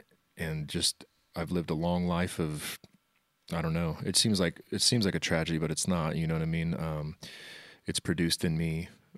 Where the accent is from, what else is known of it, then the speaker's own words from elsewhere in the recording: Wichita, Kansas, United States; Yeah, no, I lived in Wichita all my life, met Jason when he moved up here.